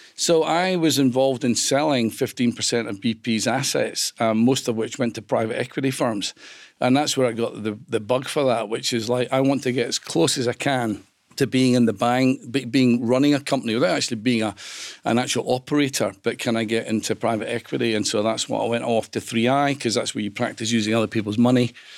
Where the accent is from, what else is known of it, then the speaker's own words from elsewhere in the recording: Greenock, Scotland, United Kingdom; moved away as an adult; also born or lived in London; I was one of six kids, and we grew up in Greenock.